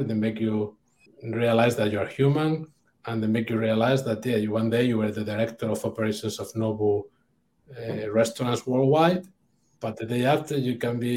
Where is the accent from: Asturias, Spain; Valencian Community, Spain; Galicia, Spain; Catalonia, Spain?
Asturias, Spain; Oviedo; English is a second language; moved away as an adult; also born or lived in Brittany, France / London, United Kingdom; my hometown, Oviedo, north of Spain